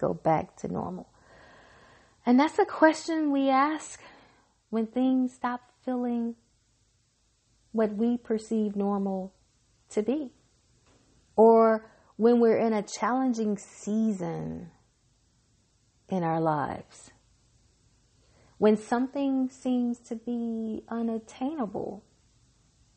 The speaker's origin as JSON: {"language": "English", "region": "Mississippi", "country": "United States", "said": "I'm from Mississippi"}